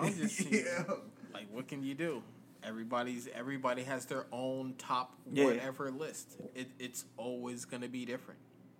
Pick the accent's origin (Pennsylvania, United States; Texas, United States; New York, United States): New York, United States; And I'm from New York.